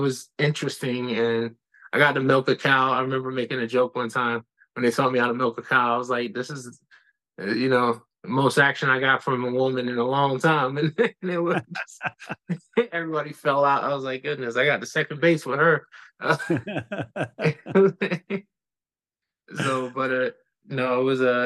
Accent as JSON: {"language": "English", "town": "New York City", "region": "New York", "country": "United States", "said": "I'm from the Bronx"}